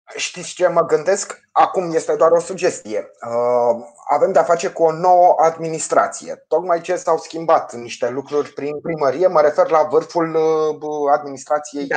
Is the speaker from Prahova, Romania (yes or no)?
yes; Ploiești, Prahova, Romania; ca ploieștean să plătesc impozite la primărie